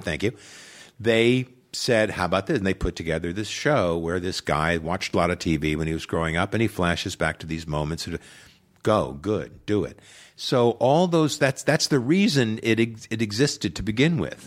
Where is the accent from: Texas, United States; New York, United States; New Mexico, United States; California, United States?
New York, United States; Long Island; moved away; I grew up on Long Island, New York